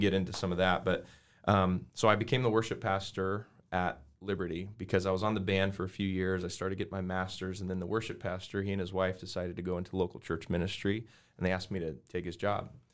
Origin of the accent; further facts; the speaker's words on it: Arvada, Colorado, United States; I grew up in Arvada, Colorado